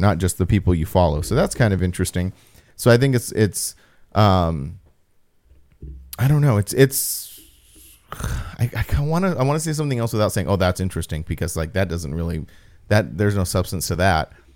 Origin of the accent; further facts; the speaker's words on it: Apple Valley, California, United States; in my, my hometown.